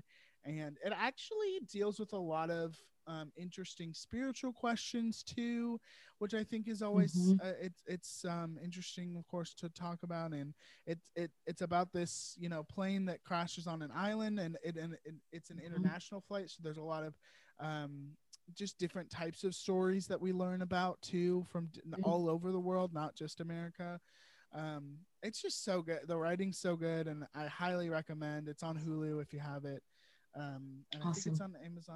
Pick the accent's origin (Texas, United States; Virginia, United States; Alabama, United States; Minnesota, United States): Virginia, United States; I'm born and raised in Virginia, and I've lived here my whole life